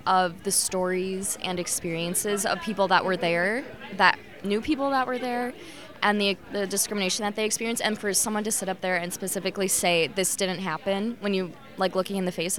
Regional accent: Minnesota, United States; as a Minnesotan

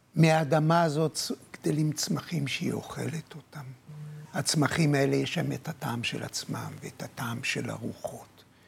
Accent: Jerusalem, Jerusalem District, Israel; כשנולדתי, נולדתי בירושלים, נולדתי מול החומות בתלביה

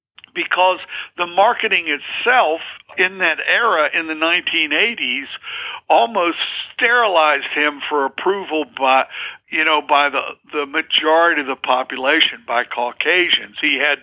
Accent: Southern Appalachians, United States; And of course, I'm from the Southern Appalachians in the Blue Ridge Mountains, and my father is from West Virginia.

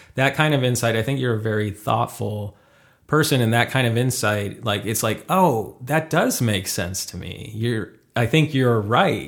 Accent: Detroit, Michigan, United States; moved away as an adult; now in Los Angeles, United States; originally from Michigan

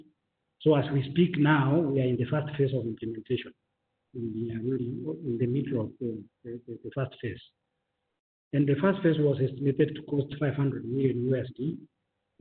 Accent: Kenya; as Kenyan

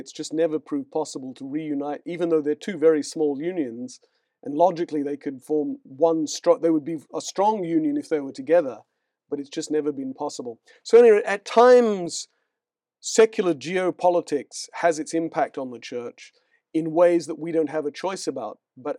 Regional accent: India; born there; Yeah, when I was born in India, where my parents were missionaries

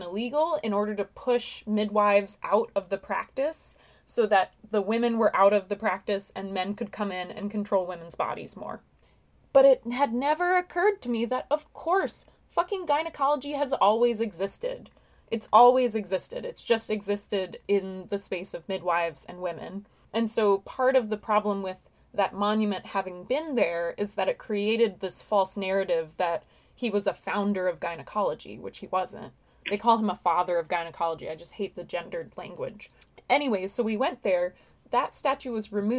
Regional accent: Long Island, New York, United States; I grew up on Long Island

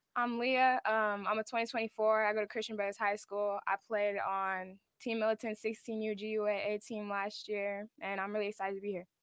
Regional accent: Sacramento, California, United States; in my hometown

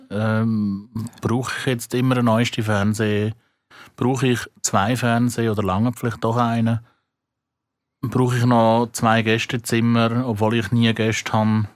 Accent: Switzerland; bei uns in der Schweiz

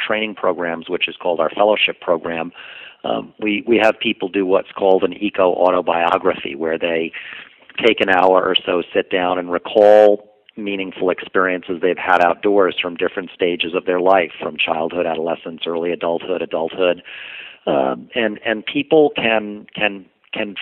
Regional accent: New York City, New York, United States; I grew up and lived in New York City

